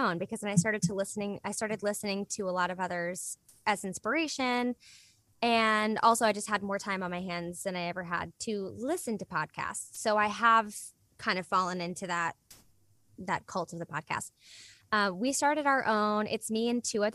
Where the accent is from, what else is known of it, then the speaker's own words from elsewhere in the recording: Richmond, Virginia, United States; moved away; it's in the Bird Theater, which is like my favorite space in Richmond